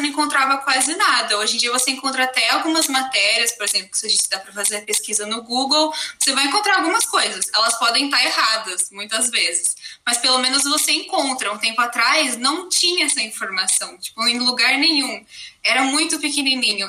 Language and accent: Portuguese; Brazil; also born or lived in Germany; eu venho da Alemanha, um pouquinho longe, mas eu tô morando no Brasil e sempre morei aqui minha vida inteira